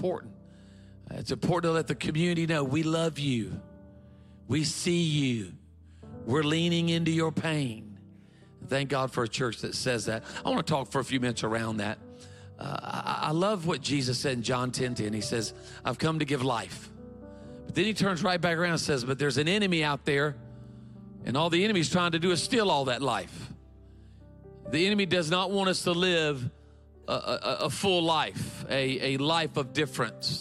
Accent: Myrtle Beach, South Carolina, United States; I grew up in a community in South Carolina called Myrtle Beach, South Carolina

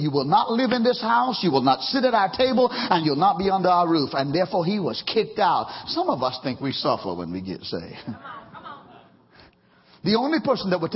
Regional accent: Trinidad & Tobago; moved away; growing up in Trinidad

